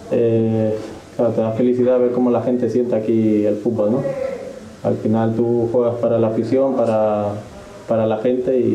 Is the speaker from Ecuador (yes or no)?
yes; Ecuador; Yo cada vez que me preguntan de dónde soy, digo que soy de Ecuador. La última selección con la que jugué fue la ecuatoriana sub-20